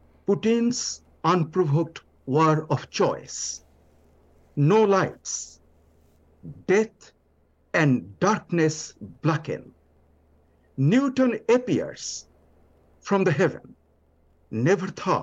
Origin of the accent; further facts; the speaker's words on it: Bangladesh; first language Bengali; English is a second language; now in New Orleans, United States; From my background of Bangladesh, I was listening to ghazal from childhood